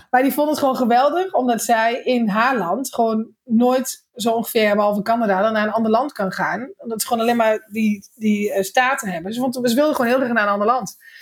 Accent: Netherlands; ik kom uit Nederland

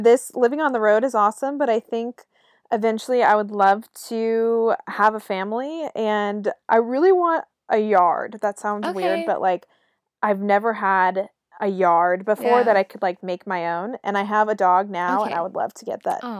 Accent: Raleigh, North Carolina, United States; You know, I'm from Raleigh, North Carolina

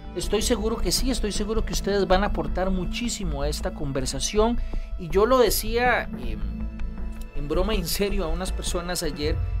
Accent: Costa Rica; nuestro país

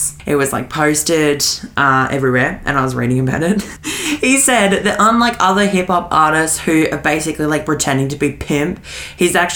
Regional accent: Australia; accent: Australian; we're Australian, if you haven't guessed it by our accent

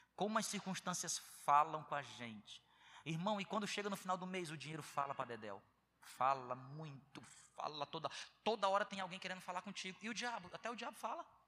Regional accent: Ceará, Brazil; moved away as an adult; Que eu sou do Ceará

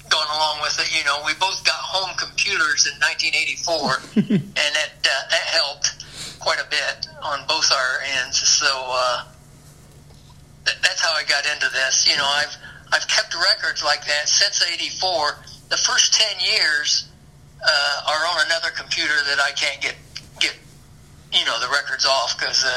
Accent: Huntington, Indiana, United States; moved away as an adult; now in Bloomington, United States; I grew up in Huntington

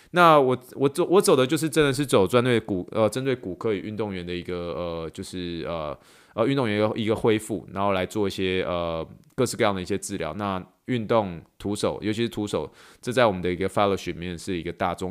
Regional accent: Taiwan; also born or lived in Pittsburgh, United States / New York, United States; now in Houston, United States; 我是从台湾来的，然后，呃，我从匹兹堡念书，去纽约，呃，职业三年之后，然后三年前搬来到休斯顿

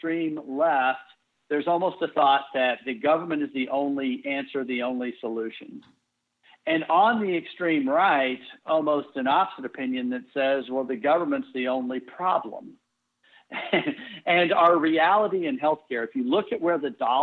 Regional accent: Texas, United States; I grew up in Texas

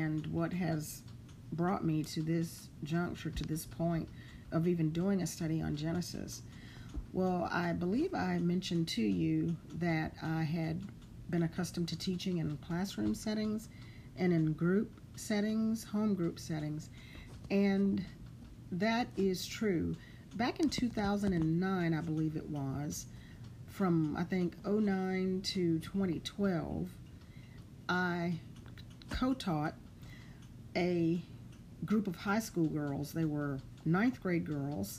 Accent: Lake Charles, Louisiana, United States; moved away as an adult; now in Houston, United States; I'm from Southwest Louisiana. I was born in Lake Charles, and I lived in Lake Charles, Louisiana until the age of 27.

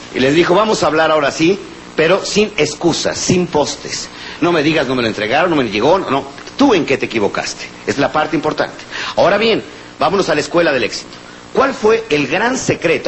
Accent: Mexico; somos los mexicanos

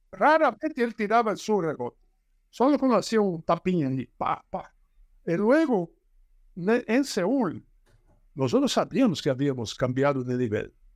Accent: Brazil; Spanish is a second language; Yo soy brasileño

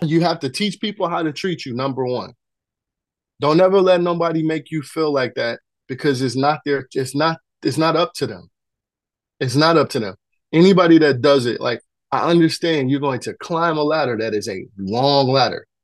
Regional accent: Detroit, Michigan, United States; also born or lived in North Carolina; I was born in North Carolina, but I was raised in Detroit.

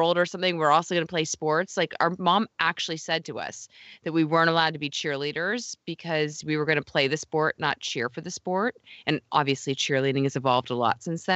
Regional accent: Tampa, Florida, United States; We grew up living in Tampa

